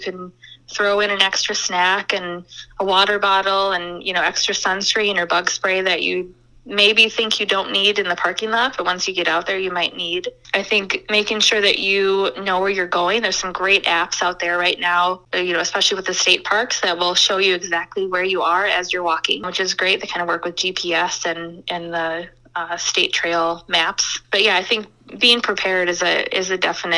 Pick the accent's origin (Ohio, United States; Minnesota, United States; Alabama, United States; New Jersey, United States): Minnesota, United States; Lake Elmo; I grew up in Lake Elmo